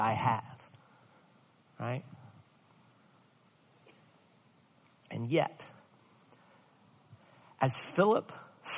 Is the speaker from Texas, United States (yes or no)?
no; Rockford, Illinois, United States; I'm from Rockford